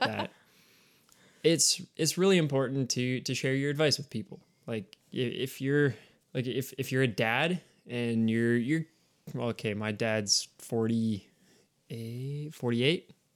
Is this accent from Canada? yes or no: yes; Canada; we're Canadian